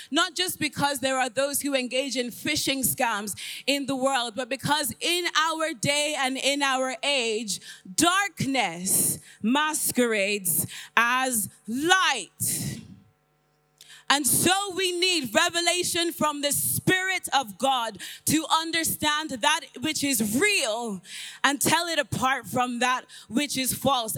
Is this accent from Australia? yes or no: no; Ireland; accent: a bit of a mixture; also born or lived in London / Nigeria; I was born in London, raised in Ireland